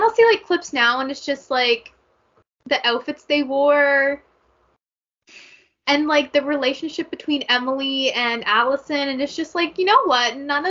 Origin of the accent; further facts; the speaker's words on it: Canada; as a Canadian who hates hockey